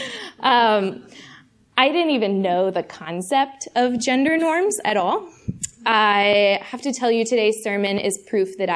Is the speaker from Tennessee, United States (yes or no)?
no; Fort Worth, Texas, United States; moved away as an adult; now in Chicago, United States; I grew up in Fort Worth, Texas, and I moved to Chicago to go to seminary here about 2 years ago.